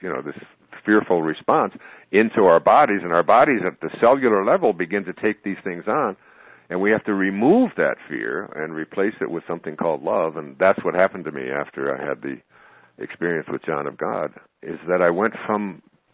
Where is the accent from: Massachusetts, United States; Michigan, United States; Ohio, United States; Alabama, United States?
Michigan, United States; Detroit; I grew up in Detroit.